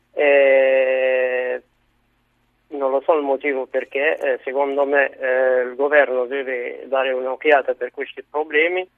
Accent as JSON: {"language": "Italian", "country": "Morocco", "moved": "yes", "lives_now": "Italy", "said": "vengo dal Marocco"}